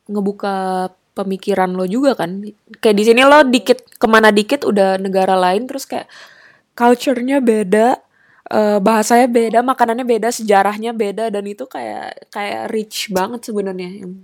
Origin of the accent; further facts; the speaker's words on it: Indonesia; yang gue kenal dengan baik medannya apa negara asal gue Indonesia gitu